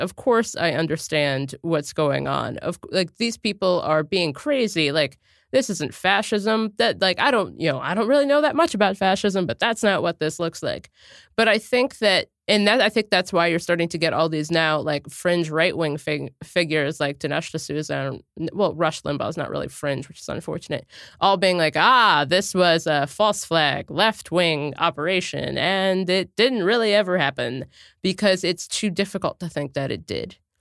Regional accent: Cincinnati, Ohio, United States; I'm from Cincinnati, Ohio

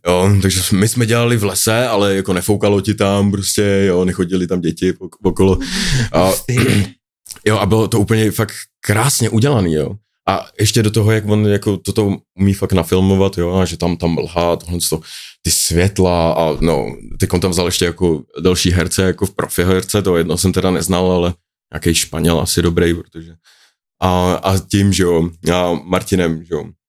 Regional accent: Central Bohemian Region, Czechia; also born or lived in Mönchengladbach, Germany; pôvodne som sa narodil teda v Nemecku, a Menschenglebach, ale, a nejvíc som sa zdržoval v středč- českým kraji, no, prostě ve vesnicích

